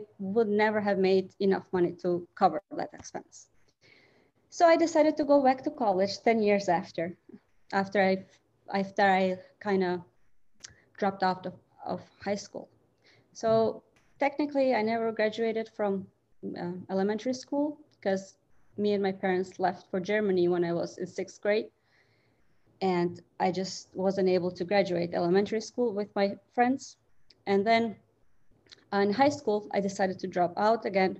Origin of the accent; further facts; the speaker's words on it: Albania; English is a second language; moved away as an adult; now in Michigan, United States; I'm originally from Albania. I came here in 2003.